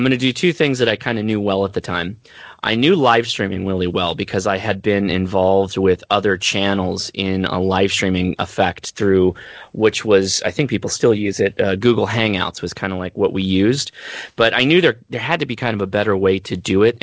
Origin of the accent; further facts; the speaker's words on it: Southern California, United States; I'm from Southern California, lived here my entire life